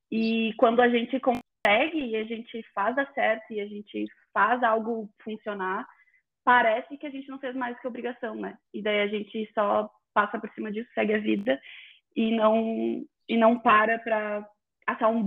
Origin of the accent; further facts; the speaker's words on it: Brazil; E eu saí do Brasil em 9 de novembro do ano passado para minha é primeira viagem completamente sozinha.